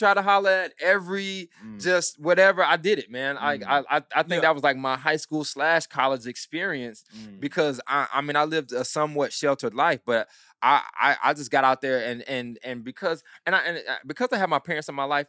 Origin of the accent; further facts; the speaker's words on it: Dothan, Alabama, United States; I'm born and raised in Dothan, Alabama